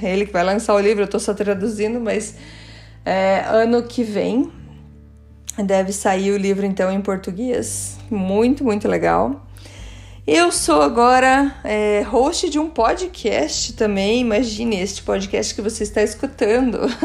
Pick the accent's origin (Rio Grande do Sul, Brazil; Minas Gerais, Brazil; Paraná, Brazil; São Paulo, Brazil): Paraná, Brazil; Curitiba; also born or lived in Germany; Eu nasci em Curitiba.